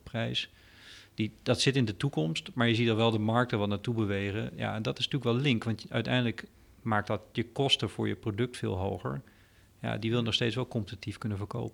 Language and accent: Dutch; Groningen, Netherlands; ik ben een Groninger van origine